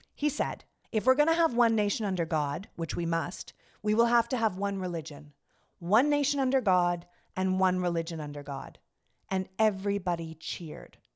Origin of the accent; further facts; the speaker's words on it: Toronto, Ontario, Canada; moved away as an adult; also born or lived in Montreal, Canada / New York, United States; now in United States; I was born and raised in Canada. I'm from Toronto